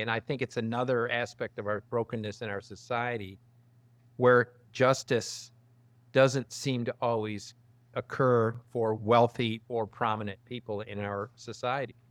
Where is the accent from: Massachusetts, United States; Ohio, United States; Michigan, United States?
Michigan, United States; Detroit; now in Texas, United States; I'm from Detroit originally